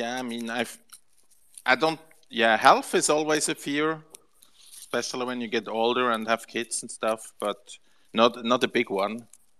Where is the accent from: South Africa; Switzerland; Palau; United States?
Switzerland; Basel, Basel-Stadt; I'm actually from Basel. The city where this whole art gallery stuff started.